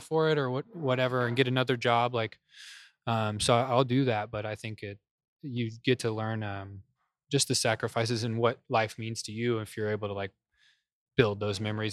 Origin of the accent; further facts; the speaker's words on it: Kansas, United States; moved away as an adult; also born or lived in California; now in Dallas, United States; we got transferred to Kansas mm-hmm. when I was like four or five